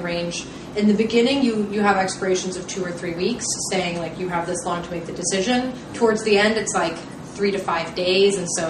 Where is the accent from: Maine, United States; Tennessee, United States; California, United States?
Tennessee, United States; Nashville; I grew up in Nashville